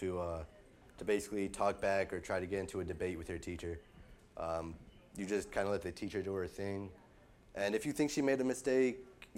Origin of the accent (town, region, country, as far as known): United States